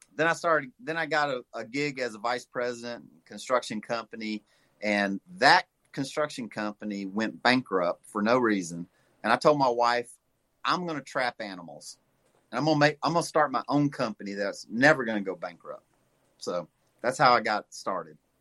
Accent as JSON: {"language": "English", "region": "Louisiana", "country": "United States", "tie": "born or raised there", "moved": "yes", "lives_now": "St. Louis, United States", "said": "I was raised in the swamps of Louisiana"}